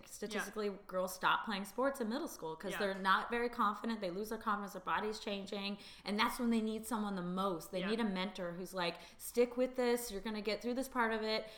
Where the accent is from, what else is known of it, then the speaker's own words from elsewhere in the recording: East Bay, California, United States; now in San Francisco, United States; I'm originally from the East Bay, so I always knew I'd end up back in the Bay Area to be close to my family